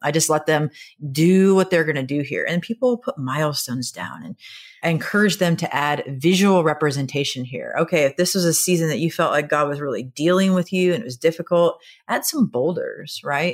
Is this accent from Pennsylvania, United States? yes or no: no; Nebraska, United States; I am from Nebraska, and so we speak in a lot of farm metaphors